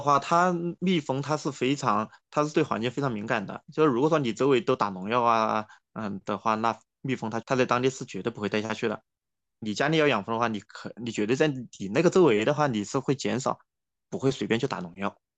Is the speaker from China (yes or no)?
yes; Yichang, Hubei, China; 我的家乡在湖北宜昌，呃，其实大家不知道听过没有啊？就是中央电视台有一个节目叫《北纬三十度》。哎，我们其实正好处在那个北纬三十度线上。但是我的家乡这边它正好有一条河叫，呃，清江，它其实是长江的一条支流嘛。然后宜昌它本来也长江也过宜昌，然后我就在宜昌边上，是宜昌，宜昌的一个县城叫长阳